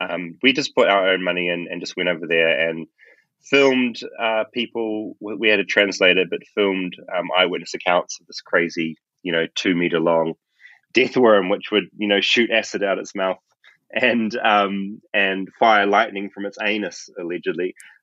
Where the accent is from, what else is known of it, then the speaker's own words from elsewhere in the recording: Tauranga, Bay of Plenty, New Zealand; I grew up in Bethlehem.